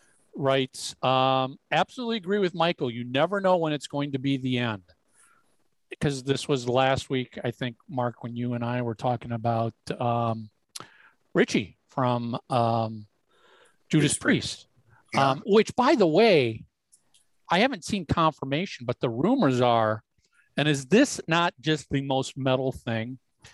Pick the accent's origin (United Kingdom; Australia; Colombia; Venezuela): Venezuela; English is a second language; now in United States; I'm from Venezuela and there are no concerts now there due to the political and critical situation. I got the chance to come here.